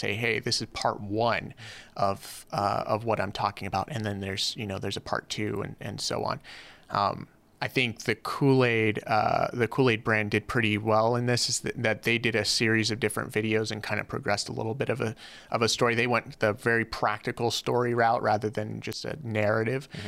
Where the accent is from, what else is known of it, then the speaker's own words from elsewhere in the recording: Los Angeles, California, United States; moved away as an adult; now in Hawaii, United States; I grew up, uh, in, uh, in L A in a little, uh, little hood called Van Nuys